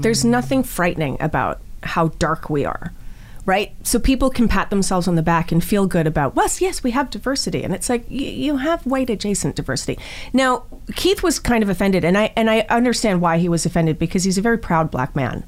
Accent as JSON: {"language": "English", "country": "Canada", "said": "I'm Canadian"}